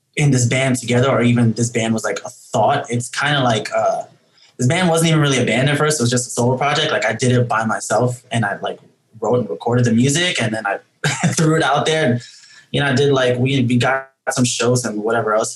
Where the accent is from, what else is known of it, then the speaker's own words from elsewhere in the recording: New York City, New York, United States; we're all from New York City. Um, we don't all live in New York City right now. Uh